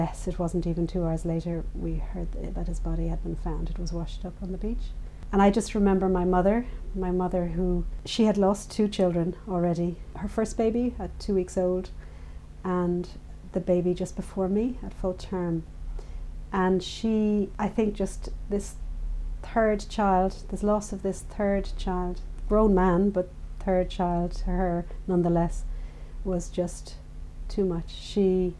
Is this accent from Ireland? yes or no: yes; Dublin, Leinster, Ireland; I grew up in Dublin